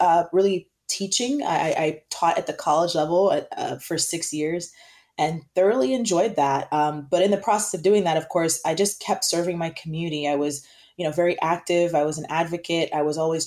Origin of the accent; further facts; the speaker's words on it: South Florida, United States; I grew up in South Florida